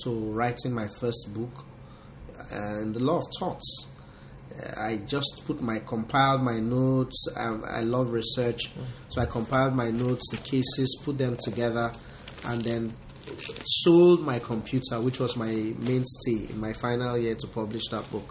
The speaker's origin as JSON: {"language": "English", "region": "Delta", "country": "Nigeria", "said": "I am from Delta State, Nigeria"}